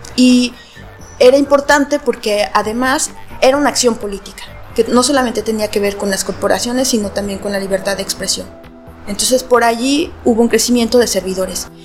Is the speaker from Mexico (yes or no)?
yes; Mexico; soy de México y estoy en un pequeño colectivo en una ciudad muy patriarcal